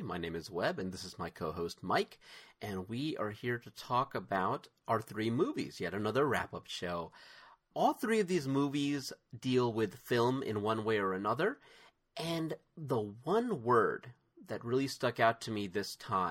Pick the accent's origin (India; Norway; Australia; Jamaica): India; born there; you wouldn't generally guess that I was born in India.